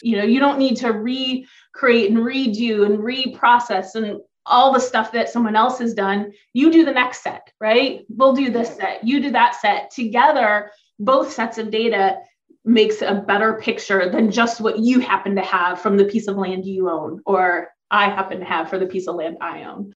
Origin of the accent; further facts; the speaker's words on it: Ohio, United States; I grew up in Ohio. So I'm on Lake Erie